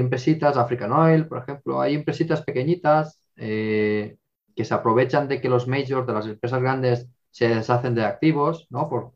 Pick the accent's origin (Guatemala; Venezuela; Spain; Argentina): Spain; Castellón de la Plana, Valencian Community; moved away; also born or lived in Madrid; yo soy de Castellón